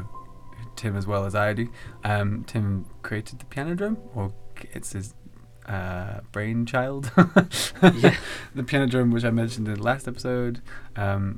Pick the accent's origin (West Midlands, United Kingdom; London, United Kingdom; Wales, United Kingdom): Wales, United Kingdom; I grew up in Wales and in a farm